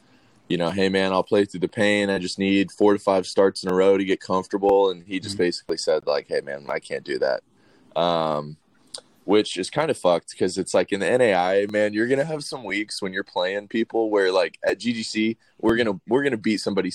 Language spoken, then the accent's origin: English; Gwinnett County, Georgia, United States; I'm from Gwinnett County, in Georgia. We're just northeast of Atlanta. I've been here just about my whole life.